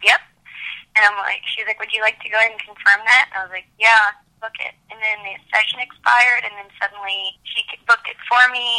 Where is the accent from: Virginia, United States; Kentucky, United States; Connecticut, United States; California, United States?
Kentucky, United States; I'm from Kentucky